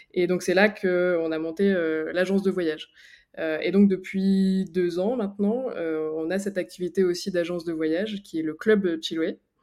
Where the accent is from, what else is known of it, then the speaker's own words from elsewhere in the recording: Picardy, Hauts-de-France, France; now in Annecy, France; je suis originaire de Picardie et maintenant j'habite euh, à Annecy